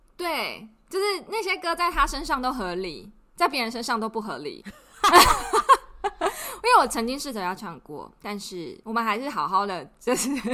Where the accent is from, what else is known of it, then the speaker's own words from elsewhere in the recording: Taiwan; moved away; also born or lived in Australia; I come from Taiwan